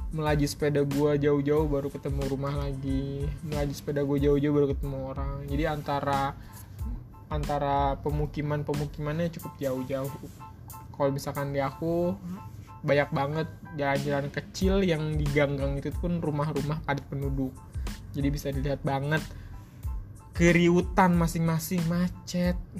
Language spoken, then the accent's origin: Indonesian; Jakarta, Indonesia; gue orang Jakarta